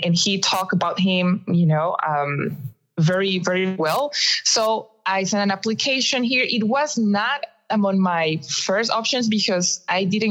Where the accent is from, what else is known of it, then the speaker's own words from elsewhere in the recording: Costa Rica; moved away as an adult; now in Arizona, United States; I am from Costa Rica, I was teaching at the National System of Music.